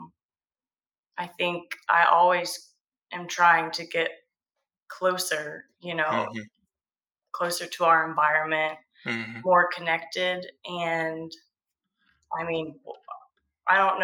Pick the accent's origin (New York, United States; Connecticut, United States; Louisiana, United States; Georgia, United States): Georgia, United States; Georgia coast, United States; I grew up on the Georgia coast.